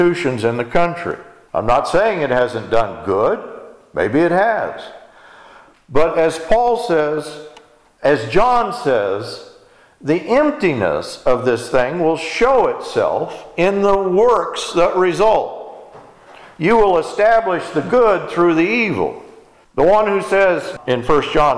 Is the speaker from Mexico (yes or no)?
no; Texas, United States; when I was growing up in Texas